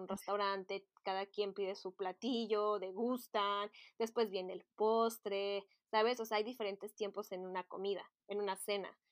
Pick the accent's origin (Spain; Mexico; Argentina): Mexico; moved away as an adult; now in Paris, France; en mi país, en México